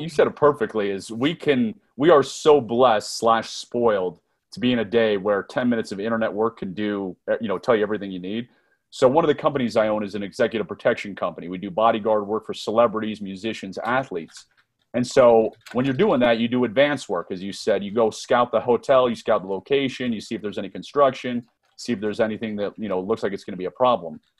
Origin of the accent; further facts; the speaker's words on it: Northern Virginia, United States; I was born and raised in Northern Virginia, just a few miles outside of Washington, D C